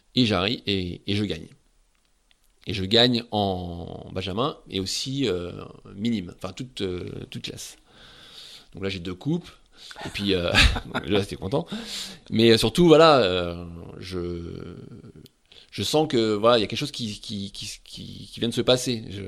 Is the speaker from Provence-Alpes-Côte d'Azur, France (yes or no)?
no; Saint-Pol-de-Léon, Brittany, France; j'ai grandi à Saint-Paul-de-Léon